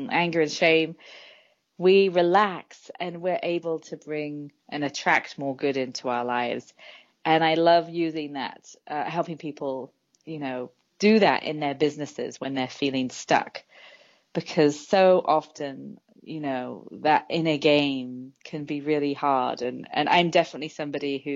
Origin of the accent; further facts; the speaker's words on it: England, United Kingdom; now in San Francisco, United States; So I'm originally from England, and I live in San Francisco